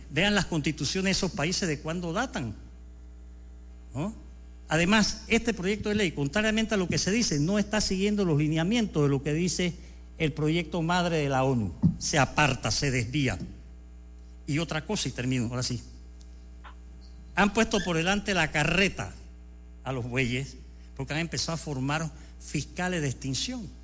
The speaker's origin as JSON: {"language": "Spanish", "country": "Panama", "said": "Aquí los mejores actores para acabar con el crimen organizado somos los ciudadanos panameños."}